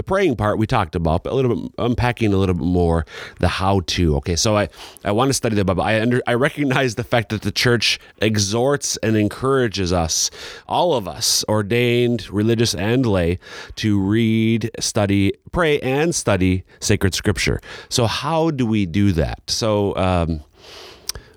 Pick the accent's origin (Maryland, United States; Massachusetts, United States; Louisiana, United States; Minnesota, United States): Minnesota, United States; moved away; my hometown in Minnesota